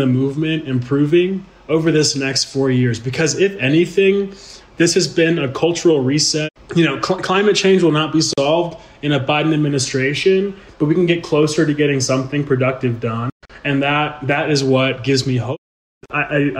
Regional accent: Houston, Texas, United States; moved away as an adult; now in Colorado, United States; I was born and raised in Houston, Texas, which is a city known as the energy capital of the world

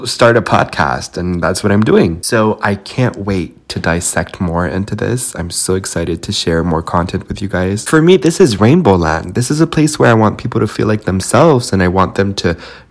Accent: Montreal, Quebec, Canada; also born or lived in Romania; I've had a peaceful life here in Montreal, Canada.

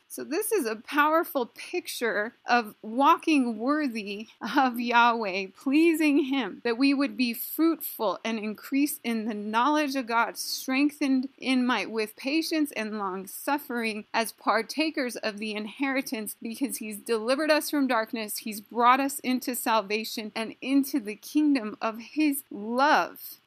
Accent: Taos, New Mexico, United States; my hometown in New Mexico, Taos

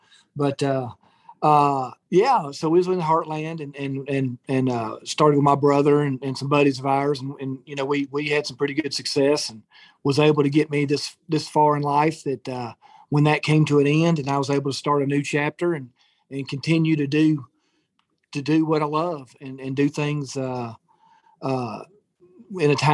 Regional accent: Madison, Alabama, United States; I kind of grew up in Madison, Alabama

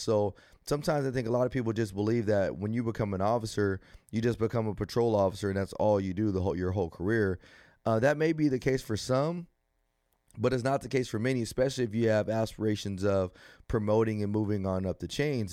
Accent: Rialto, California, United States; growing up in Rialto, it was good

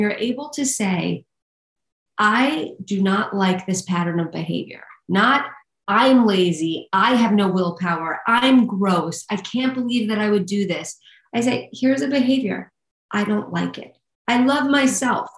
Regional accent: New York City, New York, United States; I'm from Staten Island

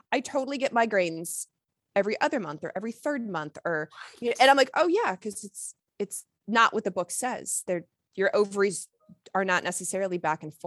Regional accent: Lexington, Kentucky, United States; I grew up in Lexington, Kentucky

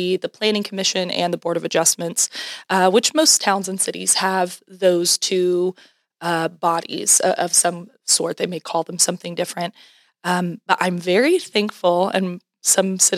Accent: Washington, Oklahoma, United States; moved away as an adult; now in Collinsville, United States; Washington, Oklahoma.

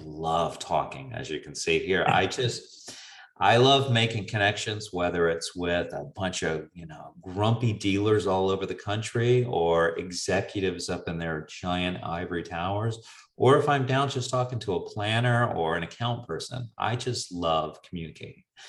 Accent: the South, United States; being a Southerner by nature

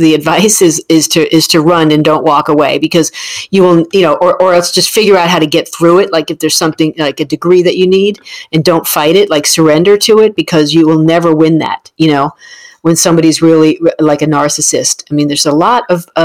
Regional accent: New Jersey, United States; I'm from New Jersey

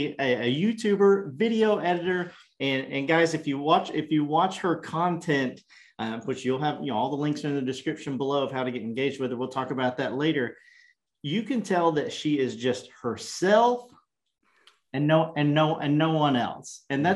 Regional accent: Kentucky, United States; I'm from Kentucky. So I'm from the mountains. It's totally a whole different area

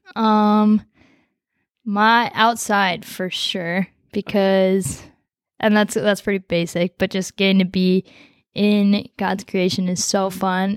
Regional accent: Coon Rapids, Minnesota, United States; also born or lived in Nepal; I grew up in Coon Rapids

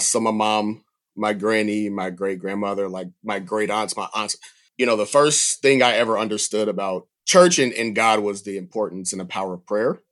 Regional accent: Atlanta, Georgia, United States; moved away; I grew up near the Atlanta field office

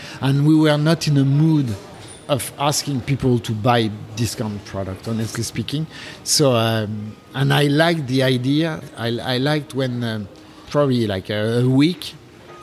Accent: France; accent: French; English is a second language; now in Japan; I'm French, in case you didn't notice with my accent.

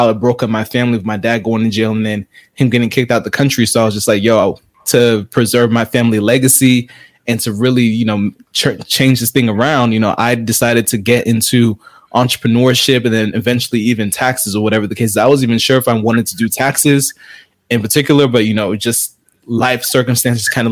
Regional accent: South Florida, United States; I'm originally from South Florida. So my parents are from Haiti, so I'm of Haitian descent

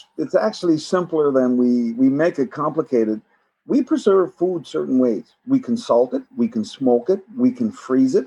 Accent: Newfoundland and Labrador, Canada; So I grew up in Newfoundland. Salt fish was a big thing.

